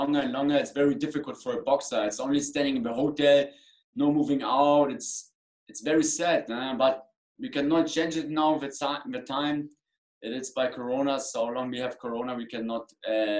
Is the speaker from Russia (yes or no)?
no; Germany; English is a second language; I come from Germany, I box in England